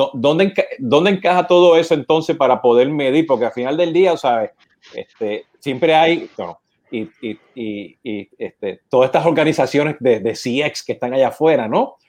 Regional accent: Puerto Rico; now in United States; Siendo puertorriqueño, llamando con mi acento

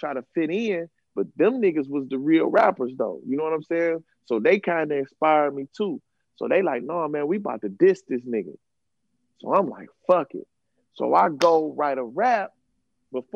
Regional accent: Cleveland, Ohio, United States; also born or lived in New York; I go back to the projects because I'm from the Valley and shit. There's projects in Cleveland

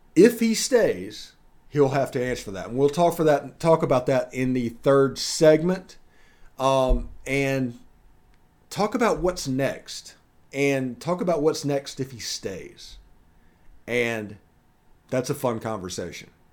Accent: Mississippi, United States; I'm from Mississippi

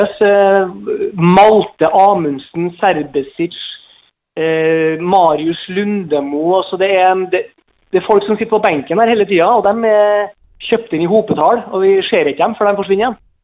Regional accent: Trondheim, Trøndelag, Norway; now in Molde, Norway; jeg er fra Trondheim

